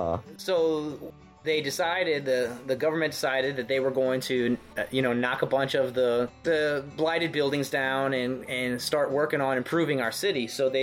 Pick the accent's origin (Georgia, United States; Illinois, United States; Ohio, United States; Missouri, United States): Missouri, United States; St. Louis; we are from St. Louis